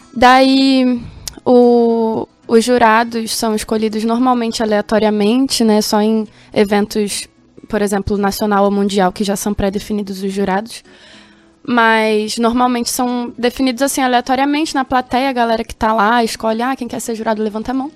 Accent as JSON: {"language": "Portuguese", "region": "Rio de Janeiro", "country": "Brazil", "tie": "born or raised there", "also_born_or_lived": "Jardim, Mato Grosso do Sul", "first_language": "Portuguese", "moved": "as an adult", "lives_now": "Campo Grande, Brazil", "said": "Eu sou lá do Rio de Janeiro, da Cidade de Deus"}